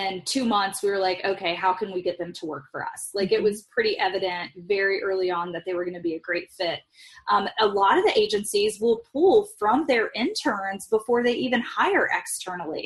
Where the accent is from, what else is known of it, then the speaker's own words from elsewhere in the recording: Midwest, United States; I grew up in the Midwest where work ethic is more important than the Bible